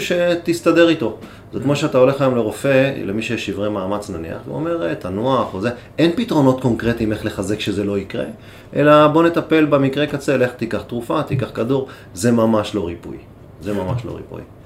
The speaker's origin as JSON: {"language": "Hebrew", "country": "Israel", "said": "בנו גם בפרט כישראלים"}